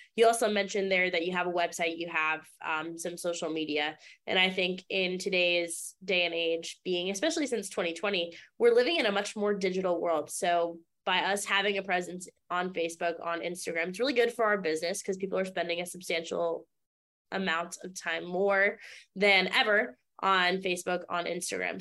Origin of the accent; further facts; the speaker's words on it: Maine, United States; I grew up in Maine